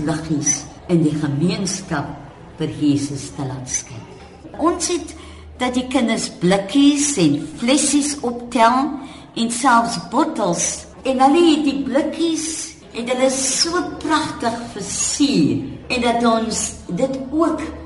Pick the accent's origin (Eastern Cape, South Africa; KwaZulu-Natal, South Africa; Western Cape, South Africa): Western Cape, South Africa; Cape Town; ek in Bridgetown as kind groot geword